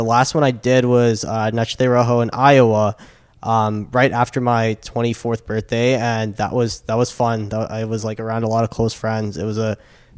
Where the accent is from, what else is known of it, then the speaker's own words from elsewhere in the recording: South Africa; I am South African